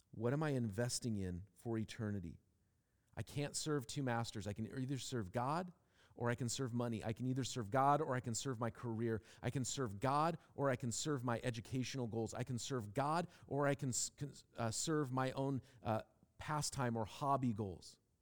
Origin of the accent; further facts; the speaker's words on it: Seattle, Washington, United States; growing up in Seattle, where and when I did